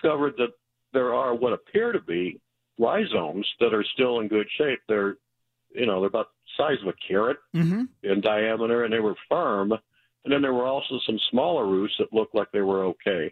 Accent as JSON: {"language": "English", "town": "St. Louis", "region": "Missouri", "country": "United States", "tie": "born or raised there", "lives_now": "Chesterfield, United States", "said": "I grew up in South St. Louis"}